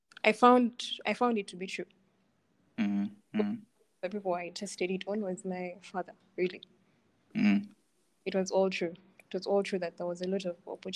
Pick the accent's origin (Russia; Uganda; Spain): Uganda; Iganga, Eastern Region; I come from Iganga